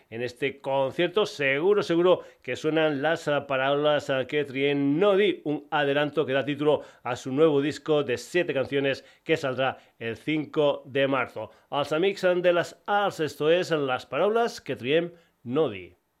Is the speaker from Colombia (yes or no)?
no; Extremadura, Spain; bandas extremeñas de mi tierra